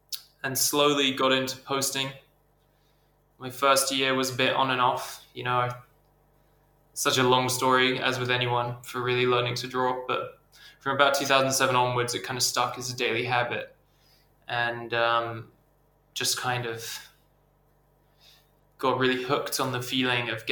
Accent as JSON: {"language": "English", "region": "England", "country": "United Kingdom", "tie": "born or raised there", "also_born_or_lived": "Borneo", "moved": "as an adult", "lives_now": "Sweden", "said": "I'm from England. I grew up a bit. Some of my childhood was spent out in Southeast Asia, like my dad worked in Borneo, so I lived there for a few years when I was young, and moved back to the UK and kind of grew up and went to school there"}